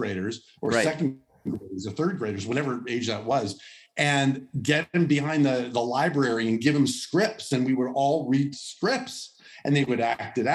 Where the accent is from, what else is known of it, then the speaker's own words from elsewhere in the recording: Los Angeles, California, United States; Los Angeles, Woodland Hills, California, San Fernando Valley. I grew up there, went to El Camino Real High School in Woodland Hills